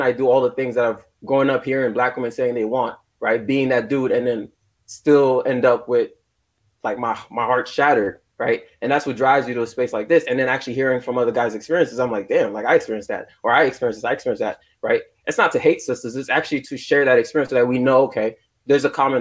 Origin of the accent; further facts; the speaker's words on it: United States; I'm Haitian, but I grew up in America